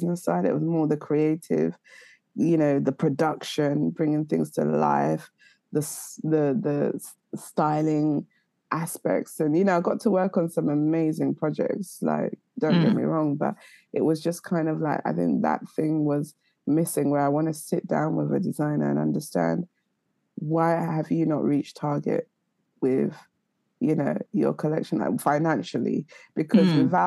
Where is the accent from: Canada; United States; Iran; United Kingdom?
United Kingdom; London; I'm from North London.